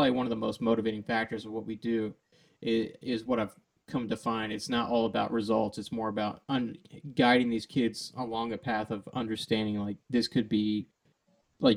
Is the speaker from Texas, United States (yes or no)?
yes; Deer Park, Texas, United States; I grew up in Texas